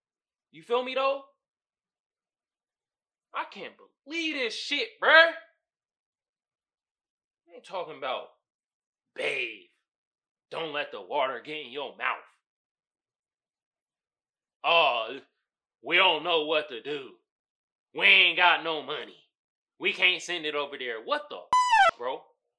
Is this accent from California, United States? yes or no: yes; Oakland, California, United States; moved away; growing up in Oakland, when I was living there, it was a predominantly black neighborhood.